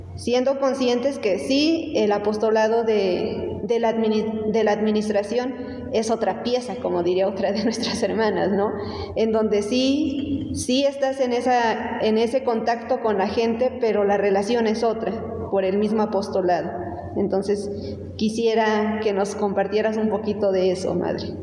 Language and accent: Spanish; Mexico; como mexicanas